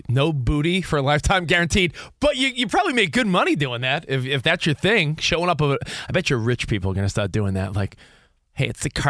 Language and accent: English; California, United States; Oh, give me my home state of California.